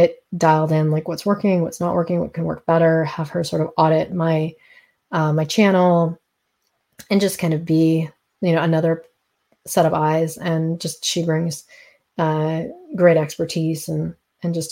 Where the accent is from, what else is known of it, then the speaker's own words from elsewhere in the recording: East Coast, United States; moved away; also born or lived in Colorado / California; I grew up on the East Coast, and now I'm back kind of sort of living on the East Coast